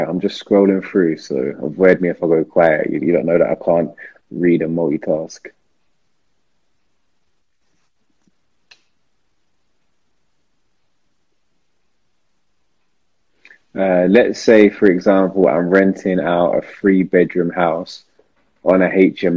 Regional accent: London, United Kingdom; I'm from South London

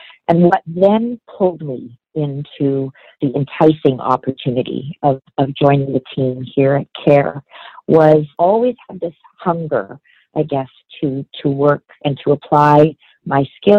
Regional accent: Vancouver, British Columbia, Canada; also born or lived in Ontario; I grew up in Vancouver. And then I spent a number of years in Ontario, actually, when I was in university and as a young adult, and then came back to BC

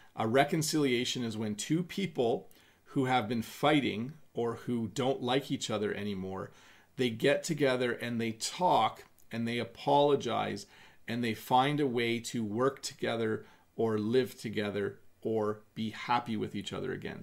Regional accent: Canada; in Canada, we would say I'm going to have a cup of tea

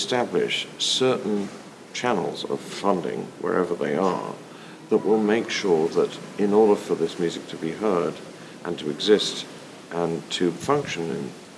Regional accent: United Kingdom; as a British person

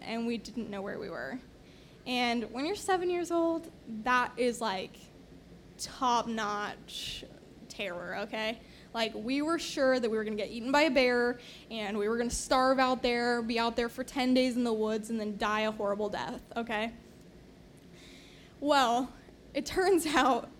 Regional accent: Yakima, Washington, United States; now in Tipp City, United States; Yakima in Washington State. That's my hometown.

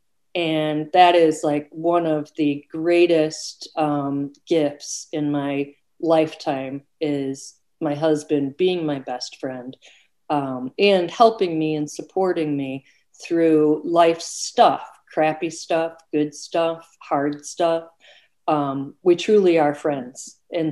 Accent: Oak Park, Illinois, United States; also born or lived in California; when I was 1 year old, my parents drove to Oak Park, Illinois. And that's really where I had my growing up years

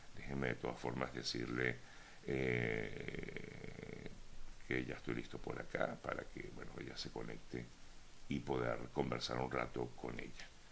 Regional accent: Venezuela; como venezolanos y también como periodistas

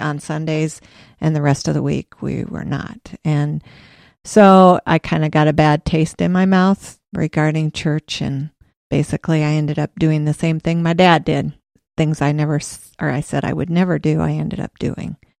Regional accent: Des Moines, Iowa, United States; also born or lived in Cedar Rapids / Williamsburg; I was born in Des Moines, and we lived there for ten years, and then we moved to Cedar Rapids for two years, and then we moved to Williamsburg, and that's where I went to high school, junior high and high school

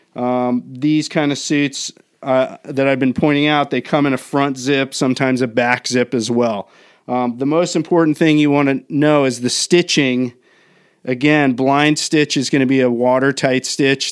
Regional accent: Maryland, United States; now in Southern California, United States; where I grew up in the Northeast, In Maryland

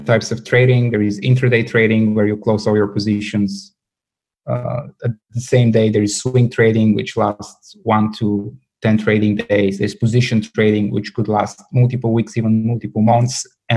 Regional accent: Bulgaria; moved away as an adult; I was born and raised in Bulgaria.

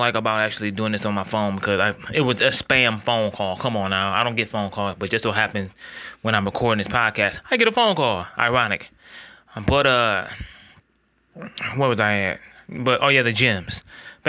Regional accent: Ohio, United States; I am from Ohio

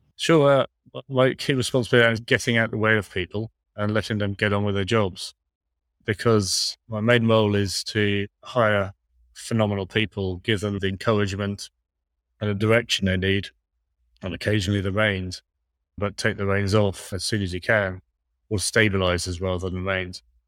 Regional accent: Ireland; I'm, I'm Irish

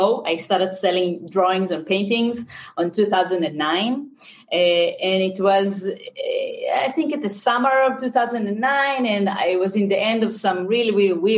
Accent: Israel; accent: Israeli; English is a second language; I'm from Israel

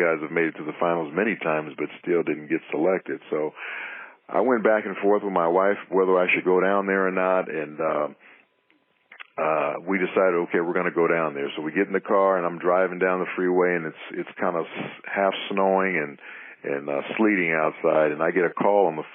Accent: Los Angeles, California, United States; I grew up in Los Angeles

